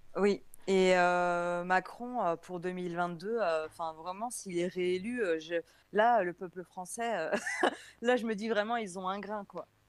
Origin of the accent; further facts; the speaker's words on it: France; je suis de France